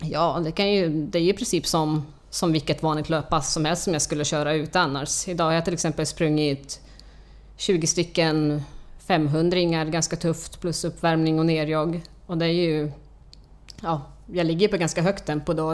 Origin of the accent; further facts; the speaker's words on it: Finland; moved away as an adult; now in Stockholm, Sweden; Jag kommer från Finland, flyttade hit för, till Stockholm för 20 år sedan